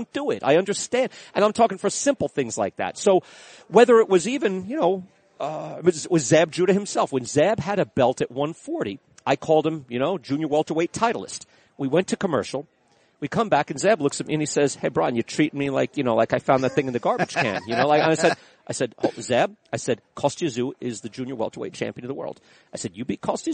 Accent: Levittown, New York, United States; I grew up in Levittown.

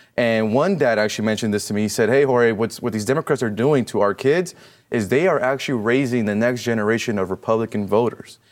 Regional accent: California, United States; I'm from California

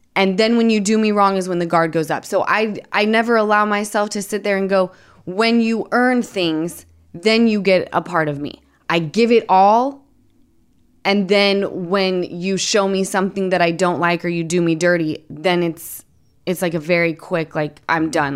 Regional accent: Utah, United States; I'm from Utah

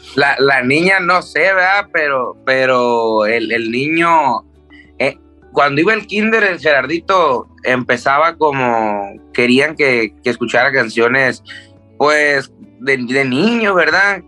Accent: Tijuana, Baja California, Mexico; also born or lived in Culiacán; desde los seis yo crecí en, Tijuana

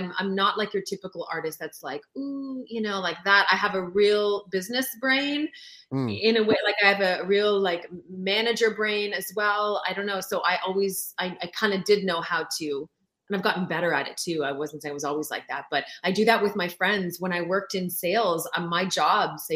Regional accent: Sept-Îles, Quebec, Canada; first language French; English is a second language; also born or lived in Lac-Mégantic; I would have been born there had my dad not been transferred to Sept-Îles, which is where I was born in Northern Quebec

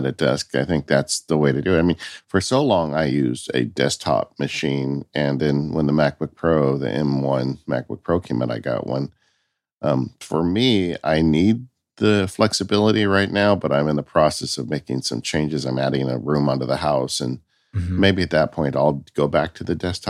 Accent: California, United States; I grew up in California, so leaving the state's like a five-hour trip for us.

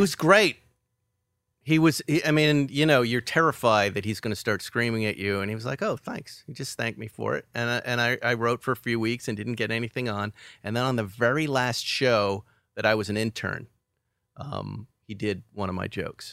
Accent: West Bridgewater, Massachusetts, United States; moved away as an adult; also born or lived in Boston; West Bridgewater, Massachusetts

